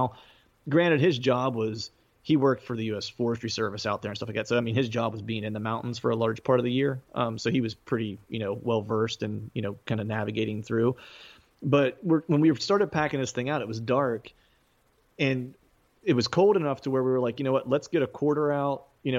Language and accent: English; Pennsylvania, United States; now in Philadelphia, United States; Yeah, South Central Pennsylvania. I live in Eastern PA now, just in the suburbs of Philadelphia.